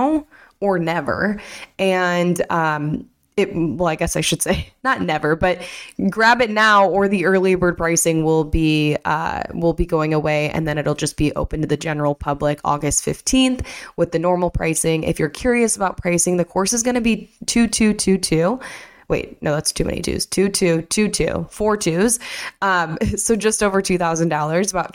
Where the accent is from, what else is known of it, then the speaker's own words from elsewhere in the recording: Michigan, United States; I'm from Michigan